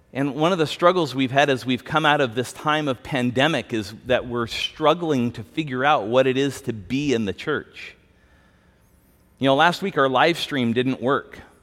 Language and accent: English; United States; we have as American Christians